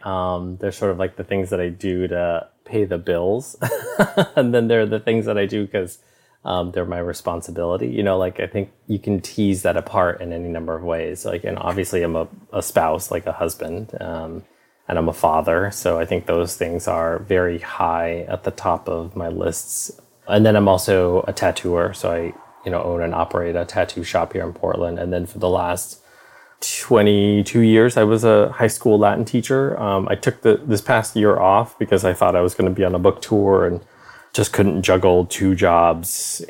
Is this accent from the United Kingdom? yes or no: no; Ho Chi Minh City, Vietnam; born there; So, you know, I was born in Saigon, Vietnam.